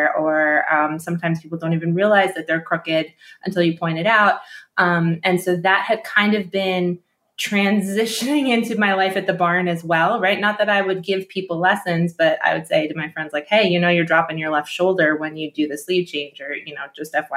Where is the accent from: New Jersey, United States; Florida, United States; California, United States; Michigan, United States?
New Jersey, United States; I grew up in New Jersey